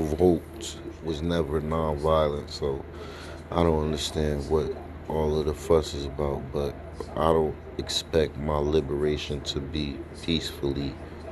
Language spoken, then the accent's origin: English; New Jersey, United States; New Jersey, my home state.